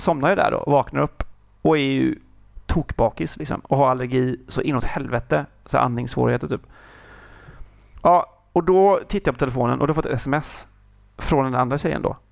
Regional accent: Kungälv, Västra Götaland, Sweden; jag är hemma i Kungälv

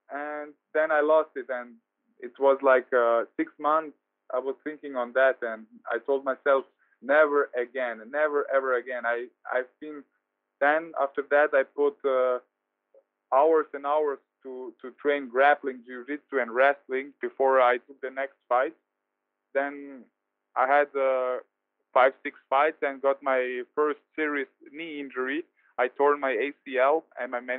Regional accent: Vienna, Austria; here in Vienna, in my hometown.

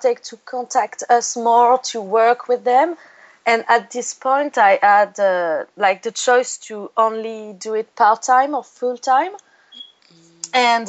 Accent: Cannes, Provence-Alpes-Côte d'Azur, France; English is a second language; now in Paris, France; I was born in France, in Cannes. It's the south of France.

